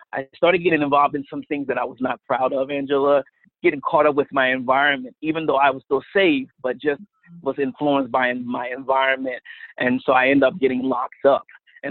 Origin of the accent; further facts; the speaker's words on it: Wilmington, Delaware, United States; I'm from Wilmington, Delaware, right outside of the Philadelphia region